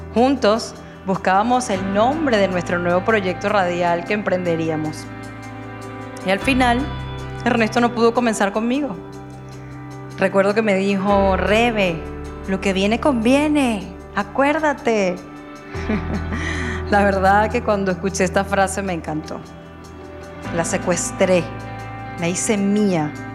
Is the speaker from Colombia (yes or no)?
no; Margarita Island, Nueva Esparta, Venezuela; now in Málaga, Spain; soy venezolana y nací en una hermosa isla de Venezuela, la isla de Margarita